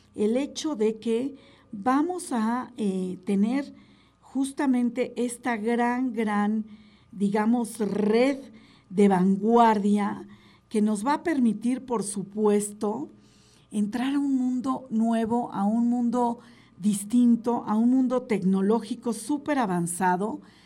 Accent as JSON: {"language": "Spanish", "country": "Mexico", "said": "como mexicanos"}